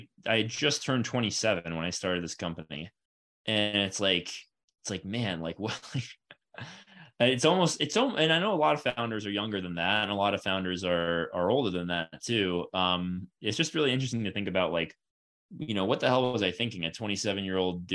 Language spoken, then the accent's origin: English; Florida, United States; I'm from Florida